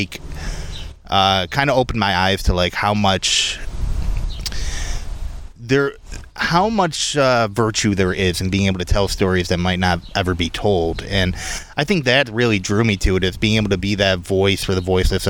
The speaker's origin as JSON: {"language": "English", "town": "Rochester", "region": "New York", "country": "United States", "tie": "born or raised there", "said": "I grew up in East Irondequoit, right on the city line"}